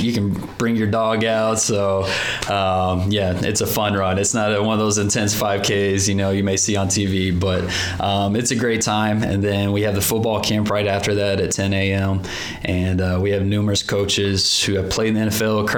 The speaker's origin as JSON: {"language": "English", "town": "Plano", "region": "Texas", "country": "United States", "tie": "born or raised there", "moved": "yes", "said": "Growing up in the Plano School District"}